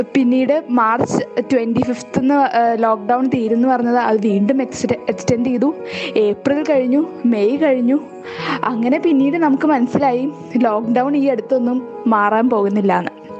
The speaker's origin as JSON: {"language": "Malayalam", "town": "Chalakudy", "region": "Kerala", "country": "India", "said": "ഞാൻ ചാലക്കുടിയിൽ നിന്നാട്ടോ"}